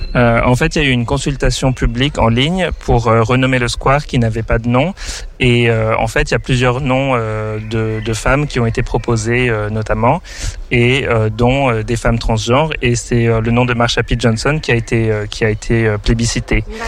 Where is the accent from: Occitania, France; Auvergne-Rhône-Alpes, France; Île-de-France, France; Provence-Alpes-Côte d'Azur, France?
Île-de-France, France; Paris; moved away as an adult; also born or lived in Ireland / Germany; now in Lyon, France; je suis parisien à la base